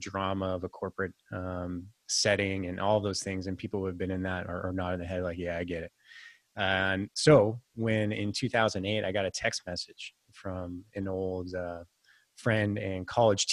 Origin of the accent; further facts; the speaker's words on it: Silicon Valley, California, United States; also born or lived in San Francisco, United States / Santa Barbara, United States; I was born and raised in the Silicon Valley before it was all